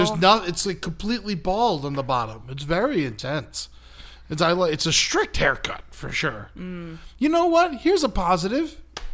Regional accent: United States; I'm an American.

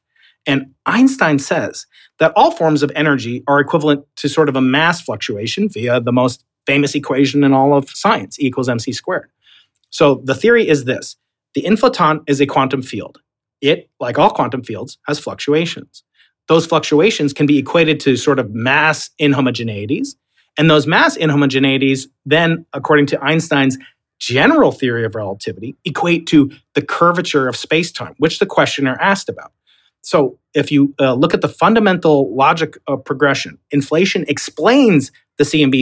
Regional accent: New York, United States; accent: Long Island; I'm a New Yorker

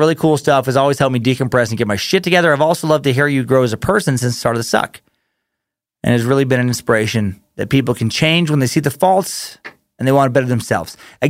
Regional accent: Oak Ridge, Tennessee, United States; Heard you mention a little town outside of Knoxville, Tennessee, Oak Ridge. I was born and raised in Oak Ridge, and yes, I glow in the dark.

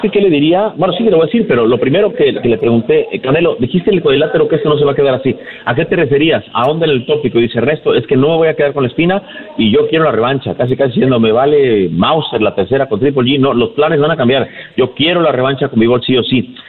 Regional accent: Mexico; parte de lo que sentimos como mexicanos

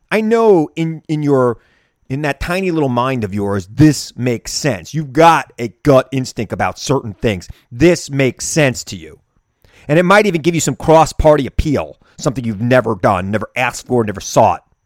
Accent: Long Island, New York, United States; growing up on Long Island

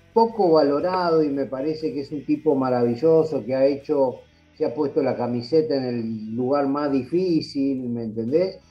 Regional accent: Argentina; somos argentinos

